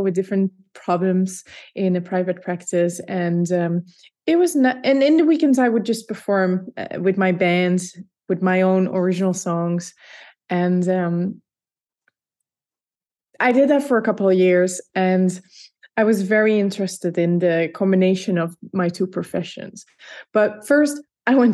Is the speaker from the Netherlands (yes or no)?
yes; Leiden, South Holland, Netherlands; first language Dutch; English is a second language; moved away as an adult; So I grew up in the Netherlands in a place called Leiden, which is half an hour south of Amsterdam